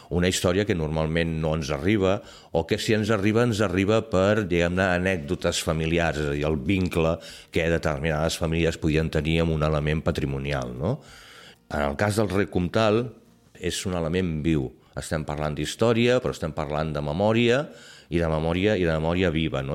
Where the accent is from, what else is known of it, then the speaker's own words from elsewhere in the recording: Barcelona, Catalonia, Spain; jo sóc fill del Clot, i com a fill del Clot